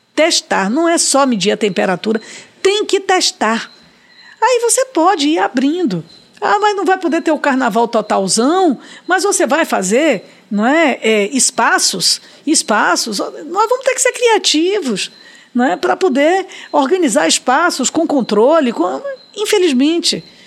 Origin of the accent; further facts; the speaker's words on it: Salvador, Bahia, Brazil; na maternidade Climério de Oliveira, onde eu nasci e onde minha filha nasceu por opção minha